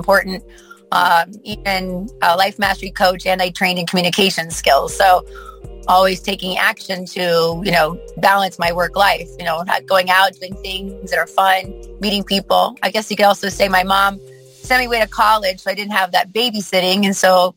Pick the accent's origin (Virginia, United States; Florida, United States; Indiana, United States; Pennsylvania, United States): Florida, United States; Plantation; I'm originally from Plantation, Florida.